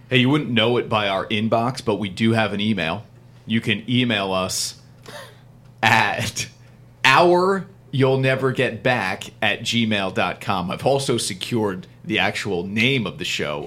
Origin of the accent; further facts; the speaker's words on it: New Jersey, United States; I'm from New Jersey